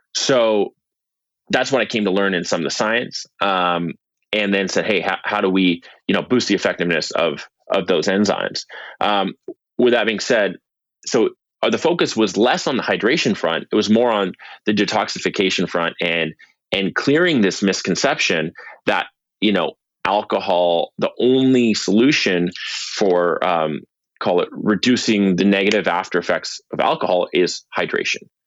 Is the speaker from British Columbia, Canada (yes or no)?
yes; Vancouver, British Columbia, Canada; I'm from Vancouver, British Columbia